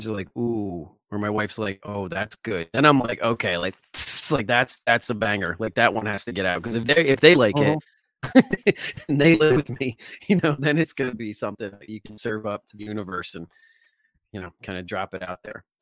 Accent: New Jersey, United States; I grew up in New Jersey

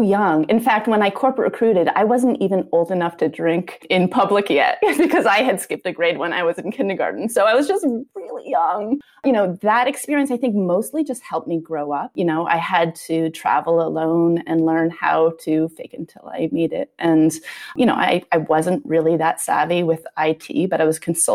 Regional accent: Vermont, United States; moved away as an adult; also born or lived in New Hampshire; I grew up in Vermont

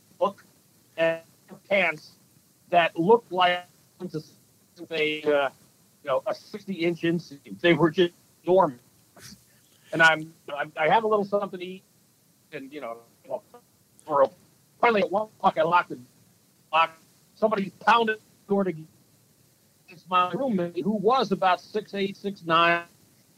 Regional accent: Jersey Shore, New Jersey, United States; now in Minnesota, United States; I grew up on the Jersey Shore, which was a great place to grow up as a kid.

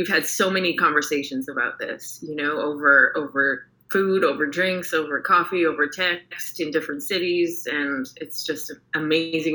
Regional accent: Canada; moved away as an adult; now in Houston, United States; I'm Canadian, and a transplant to Houston for the past 5 years

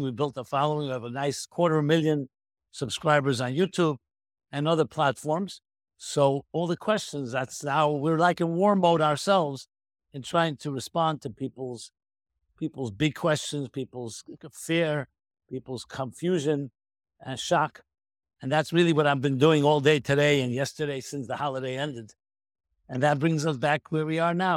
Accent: New York City, New York, United States; I was born in nineteen fifty-six in the Crown Heights, U S A, in Brooklyn, New York

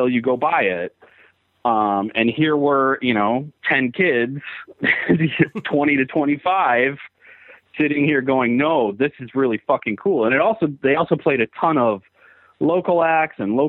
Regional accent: Milwaukee, Wisconsin, United States; I grew up in Milwaukee, which is a metal town.

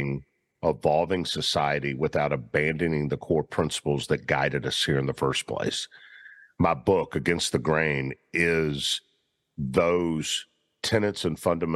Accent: Memphis, Tennessee, United States; I grew up in Memphis

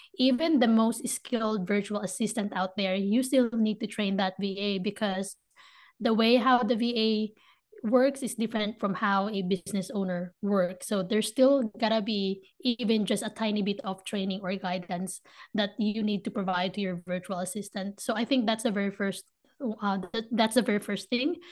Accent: Manila, Metro Manila, Philippines; moved away as an adult; now in United States; I was born and raised in the Philippines, in Manila, Philippines

